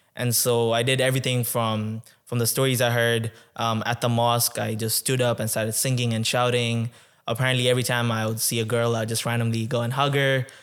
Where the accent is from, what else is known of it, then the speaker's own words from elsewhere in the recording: Tanzania; now in Canada; I was born in Tanzania. So, I was born and raised in Tanzania twenty-one years ago.